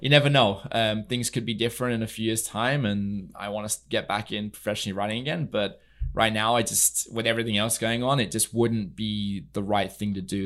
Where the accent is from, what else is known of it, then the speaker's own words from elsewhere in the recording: near Newmarket, East of England, United Kingdom; moved away as an adult; also born or lived in Germany / Mexico / California; now in Palm Beach, United States; I'm originally from England. I grew up in the U K. I was there for the first twenty years of my life.